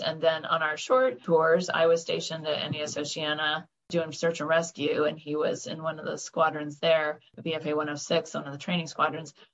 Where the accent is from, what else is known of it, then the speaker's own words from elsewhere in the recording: Orlando, Florida, United States; moved away; I'm from Orlando, Florida, actually. I grew up uh, in the land of Mickey Mouse and Disney World.